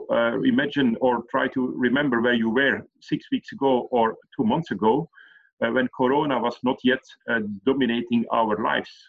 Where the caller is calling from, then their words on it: Belgium; I'm calling in from Belgium.